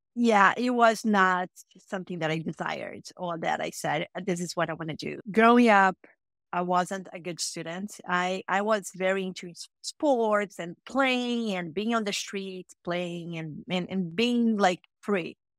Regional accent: Rio de Janeiro, Brazil; moved away as an adult; now in United States; I'm, I'm, I'm from Brazil, so I was born and raised in a city called Rio de Janeiro in Brazil

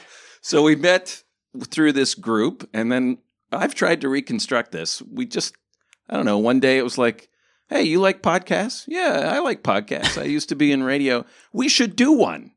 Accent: Ohio, United States; moved away as an adult; also born or lived in Michigan / Illinois; now in Singapore; I was born in Michigan, raised in Ohio, lived a big chunk of my adult life in Illinois

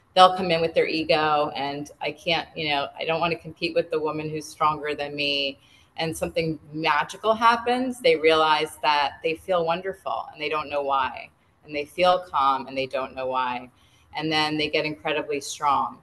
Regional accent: New England, United States; moved away as an adult; now in Pennsylvania, United States; I grew up in New England

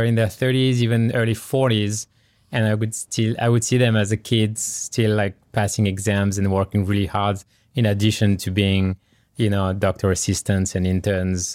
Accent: France; English is a second language; now in California, United States; I grew up in France, born and raised in France. Uh, you can hear through my accent

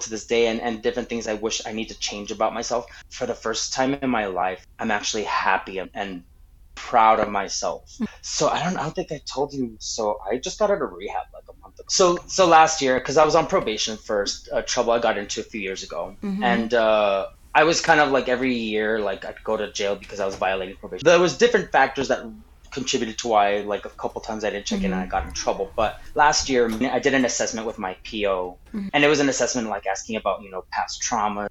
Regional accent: Anthony, United States; also born or lived in El Paso, Texas; born in El Paso, but we moved to Anthony when I was, like, 4 or 5 years old.

